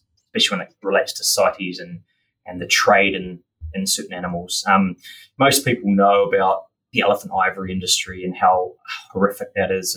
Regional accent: Auckland, New Zealand; I grew up in the mighty Tamaki Makaurau, out east. In East Auckland, and that's where I went through

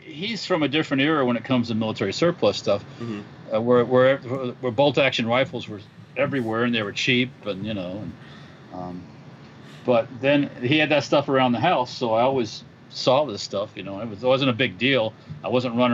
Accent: Rockford, Illinois, United States; moved away; we're from Rockford, Illinois originally

